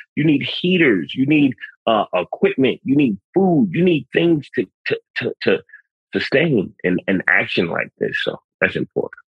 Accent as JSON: {"language": "English", "town": "New York City", "region": "New York", "country": "United States", "tie": "born or raised there", "said": "I'm a city kid. I'm from the Bronx."}